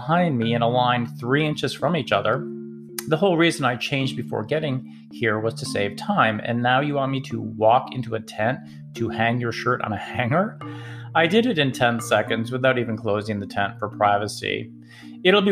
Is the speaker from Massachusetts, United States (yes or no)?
yes; Massachusetts, United States; now in Atlanta, United States; I grew up with these in Massachusetts